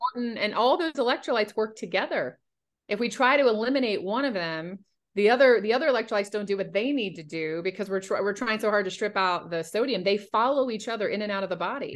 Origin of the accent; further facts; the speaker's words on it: North Carolina, United States; moved away; also born or lived in Washington, D.C. area; growing up in North Carolina. When I moved up to the D.C. area